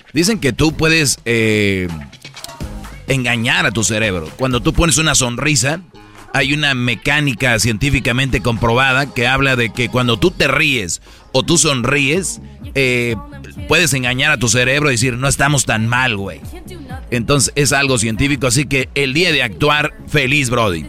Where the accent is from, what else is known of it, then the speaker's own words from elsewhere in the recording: Mexico; yo soy de México